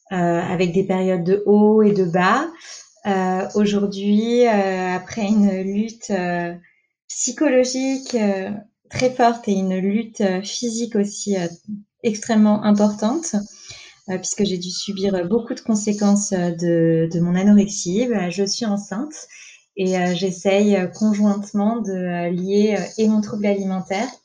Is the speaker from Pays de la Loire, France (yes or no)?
no; Paris, Île-de-France, France; moved away as an adult; now in Nantes, France; je suis une Parisienne de base. On a déménagé avec mon copain à Nantes en octobre.